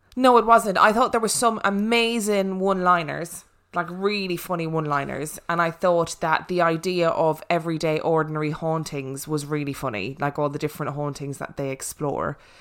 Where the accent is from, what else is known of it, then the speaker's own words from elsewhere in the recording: Ireland; moved away; I am actually Irish